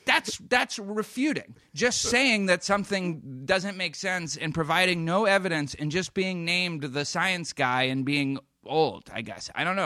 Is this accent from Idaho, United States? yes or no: no; Boston, Massachusetts, United States; I grew up in Boston, and that's just how it works.